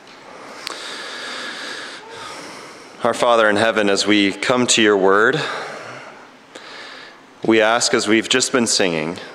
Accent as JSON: {"language": "English", "town": "Chicago", "region": "Illinois", "country": "United States", "tie": "born or raised there", "moved": "yes", "lives_now": "Ottawa, Canada", "said": "I grew up in the Chicago area at a church that's a little bit more liturgical"}